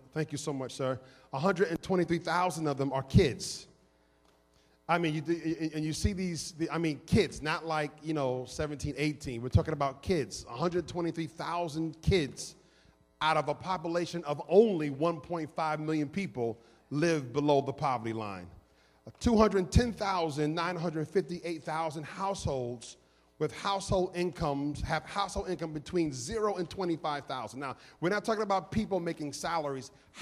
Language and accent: English; New York City, New York, United States; now in Philadelphia, United States; I come from New York City